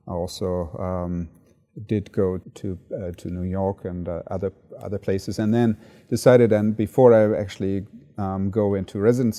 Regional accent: Frankfurt, Hesse, Germany; also born or lived in Cologne; So I grew up in Germany and was born in Cologne and then moved into the Frankfurt area and then subsequently grew up in that area

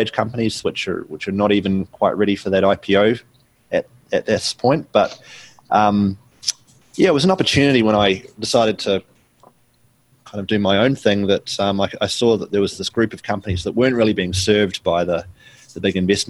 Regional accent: New Zealand; accent: New Zealand; So people can hear from my accent that I'm from New Zealand

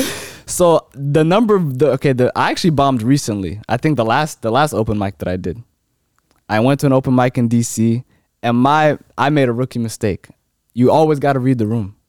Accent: Silver Spring, Maryland, United States; I'm from Maryland

